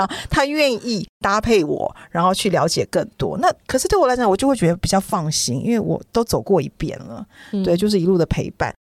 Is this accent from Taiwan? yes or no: yes; Taiwan; moved away; also born or lived in United States / Shanghai; 我们都台湾出生，然后到美国，然后在上海遇见